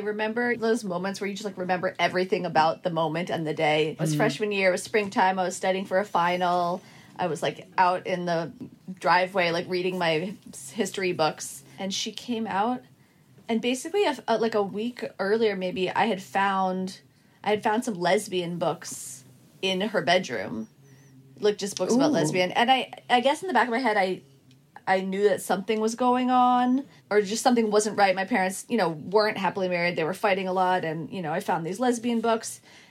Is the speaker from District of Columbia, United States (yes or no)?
no; Boston, Massachusetts, United States; now in Brooklyn, United States; I live here in Brooklyn, but I grew up in Boston, and I have two siblings.